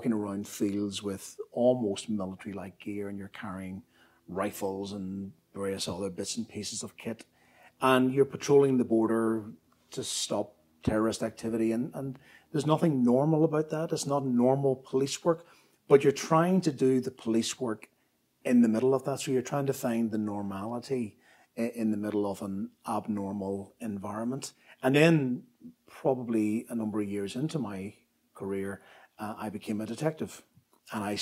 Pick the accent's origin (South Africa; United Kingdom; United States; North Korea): United Kingdom; Belfast, Northern Ireland; I grew up in Belfast in the 1960s and 1970s